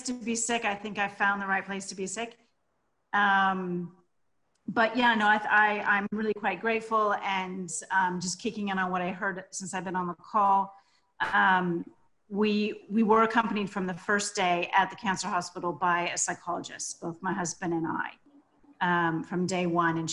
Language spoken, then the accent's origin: English; United States; also born or lived in southwest France; now in France; I'm American, as you can hear, but I live in the southwest of France